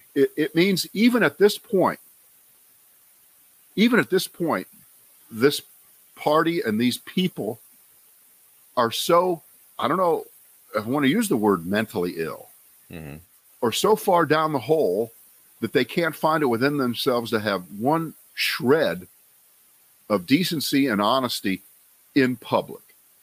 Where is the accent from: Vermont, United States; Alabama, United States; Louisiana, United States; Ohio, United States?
Ohio, United States; Then we go up to Ohio, where I used to be from, but I'm no longer from Ohio.